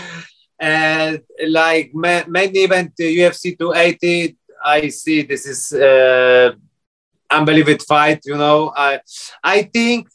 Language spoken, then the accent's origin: English; Kudowa-Zdrój, Lower Silesian Voivodeship, Poland; English is a second language; moved away as an adult; now in Abu Dhabi, United Arab Emirates; I'm from Poland, to small village, Kudowa Zdrój.